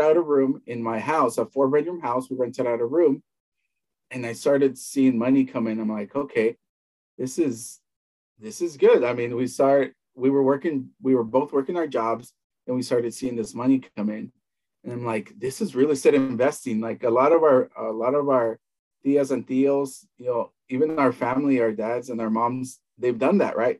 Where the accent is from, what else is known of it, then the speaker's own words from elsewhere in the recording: Southern California, United States; also born or lived in El Salvador; I grew up in the United States, uh, between mostly in, in, California, northern for a few years, and mostly in Southern California